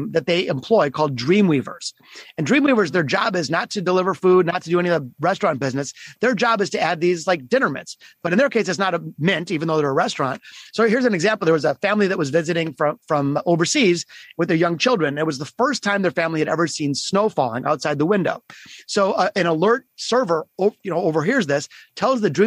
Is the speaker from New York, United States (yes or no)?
no; Detroit, Michigan, United States; my hometown of Detroit, Michigan